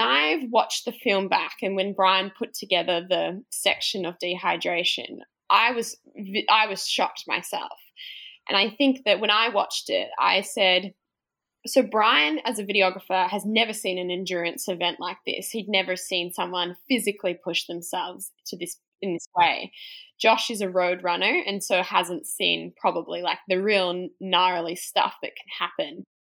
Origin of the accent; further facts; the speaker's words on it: Australia; i'm australian